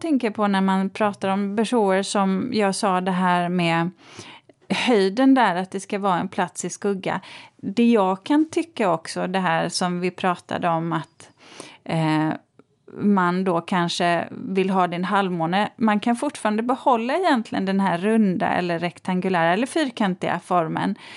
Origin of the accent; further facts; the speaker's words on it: Borås, Västra Götaland, Sweden; jag är ju uppvuxen i Borås